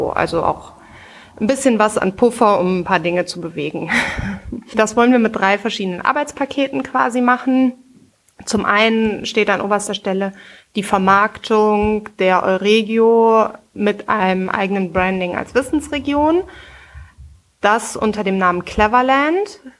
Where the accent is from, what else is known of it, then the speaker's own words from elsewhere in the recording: Korschenbroich, North Rhine-Westphalia, Germany; also born or lived in Rheydt; ich bin 30 Jahre alt. Ich bin tatsächlich auch in Reit geboren, bin dann in Korschenbruch aufgewachsen und wohne seit zwölf Jahren wieder in Reit